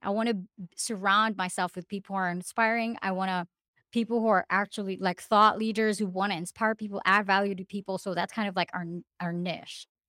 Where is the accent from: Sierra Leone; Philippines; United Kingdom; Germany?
Philippines; moved away; I'm originally from the Philippines